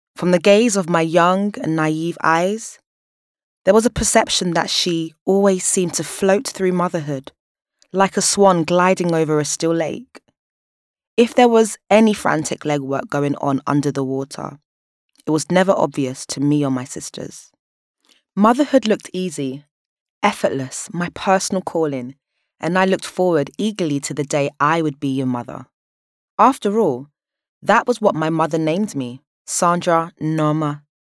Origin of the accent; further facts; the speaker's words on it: London, United Kingdom; Born and raised in South London